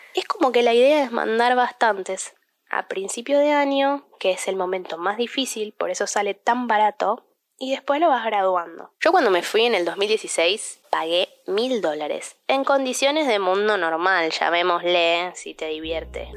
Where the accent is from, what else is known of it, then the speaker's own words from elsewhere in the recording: Argentina; also born or lived in United States; yo te estoy hablando de el programa de Auper en Estados Unidos siendo ciudadana argentina